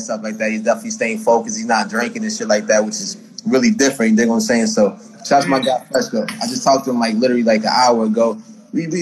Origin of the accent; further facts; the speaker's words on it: Boston, Massachusetts, United States; I'm from Boston, Mass